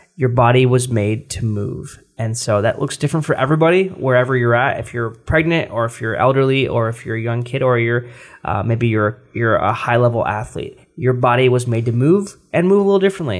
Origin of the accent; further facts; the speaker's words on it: United States; We're American